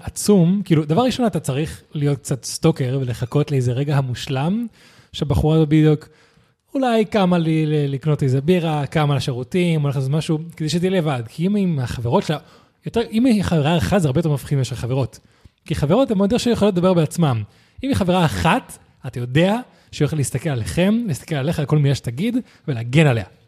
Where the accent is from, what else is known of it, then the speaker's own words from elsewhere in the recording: Spain; now in Israel; אני מגיע מאירופה, מספרד